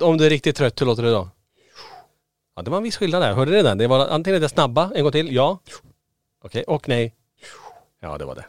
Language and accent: Swedish; Kiruna, Norrbotten County, Sweden; now in Borås, Sweden; jag och Niklas vi är födda och uppvuxen i Kiruna. Vi har bott faktiskt lika länge nere i Borås, eh, faktiskt längre nu, eh, än vi har bott i Kiruna